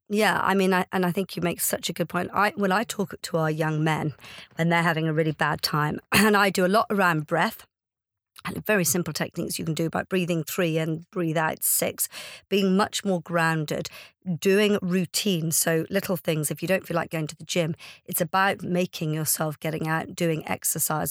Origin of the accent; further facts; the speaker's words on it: Ireland; now in United Kingdom; I'm Irish